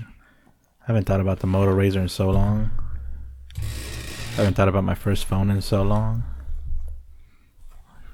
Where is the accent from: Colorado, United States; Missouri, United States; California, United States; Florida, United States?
California, United States; Huntington Park; now in Tulsa, United States; I was born in Huntington Park